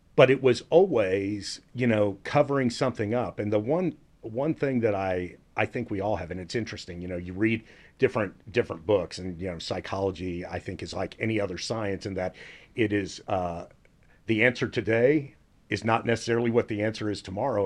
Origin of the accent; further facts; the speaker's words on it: Dallas, Texas, United States; I grew up here in Dallas for the most part, upper middle class, went to Richardson High School